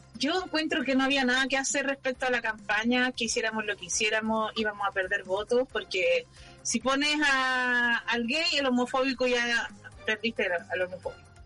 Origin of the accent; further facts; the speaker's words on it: Santiago, Santiago Metropolitan Region, Chile; moved away; Yo soy un estereotipo de Santiaguina